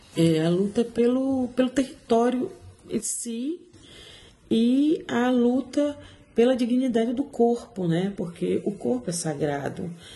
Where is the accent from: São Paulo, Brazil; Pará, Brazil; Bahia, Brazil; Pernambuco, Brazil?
Bahia, Brazil; Salvador; moved away as an adult; also born or lived in Portugal; now in London, United Kingdom; sou de Salvador. Vivo aqui em Londres há 18 anos.